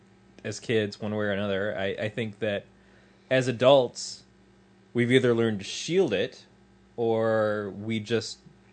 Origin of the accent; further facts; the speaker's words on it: Detroit, Michigan, United States; I'm from Detroit.